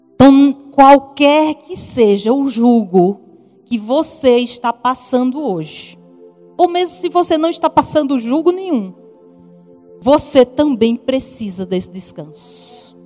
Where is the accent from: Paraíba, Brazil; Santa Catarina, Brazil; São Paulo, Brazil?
Paraíba, Brazil; accent: Paraíba; Se você está ouvindo um sotaquezinho diferente, é lá da Paraíba